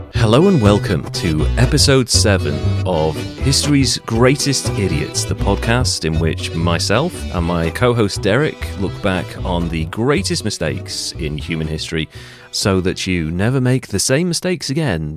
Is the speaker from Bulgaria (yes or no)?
no; Wales, United Kingdom; I'm Welsh